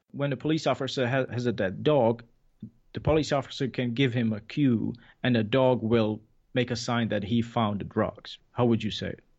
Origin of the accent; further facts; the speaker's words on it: Czechia; English is a second language; moved away; I was from Czech Republic